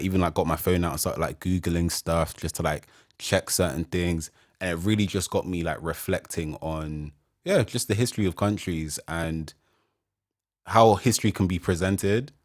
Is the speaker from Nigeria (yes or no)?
yes; Nigeria; me being Nigerian, African